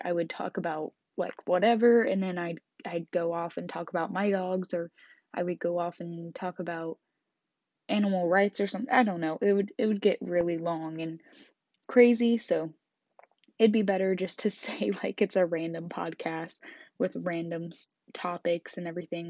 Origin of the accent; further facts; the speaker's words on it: Kansas, United States; I grew up in Kansas